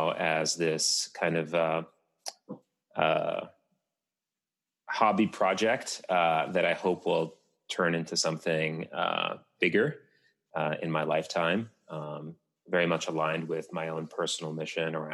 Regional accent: Tunisia; my home country of Tunisia

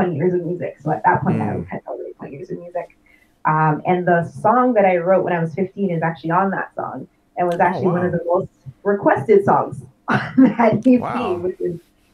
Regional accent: Toronto, Ontario, Canada; I was born at Toronto General Hospital. I spent 2 years in Toronto. I actually live in the suburbs with my family, but I'm always in Toronto

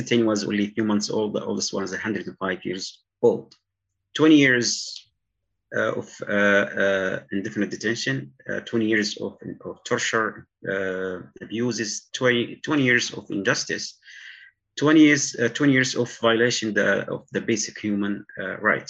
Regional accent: Yemen; moved away as an adult; I was raised in a regular village in Yemen on the mountain.

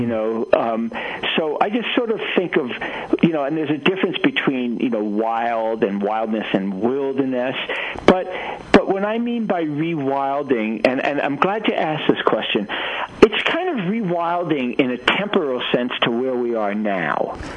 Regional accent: New York City, New York, United States; I grew up in Brooklyn, New York

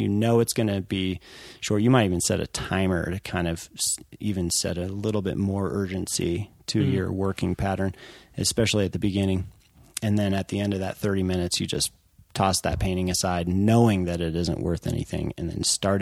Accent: Colorado, United States; growing up in Colorado

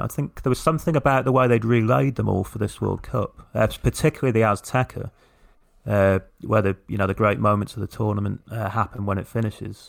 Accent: England, United Kingdom; as, as English people

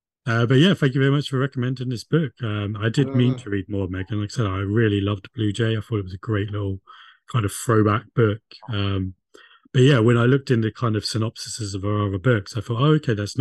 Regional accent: Crookhorn, South East England, United Kingdom; We both went to Crookhorn School.

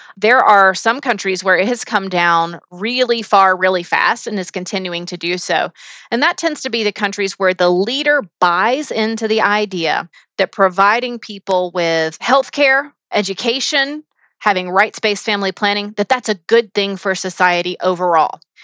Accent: United States; as an American

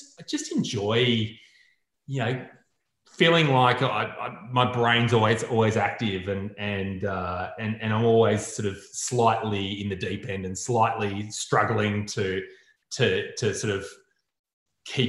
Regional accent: Newcastle, New South Wales, Australia; I grew up in Newcastle

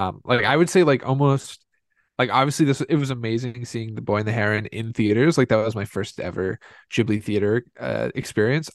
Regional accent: Indiana, United States; most kids, uh, like us growing up in Indiana

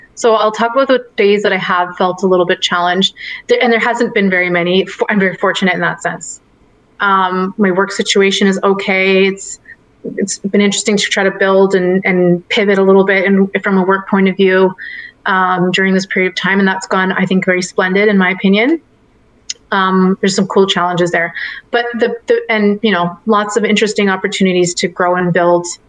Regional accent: Richmond Hill, Ontario, Canada; moved away; I'm from Richmond Hill, Ontario, and that, that's where I grew up.

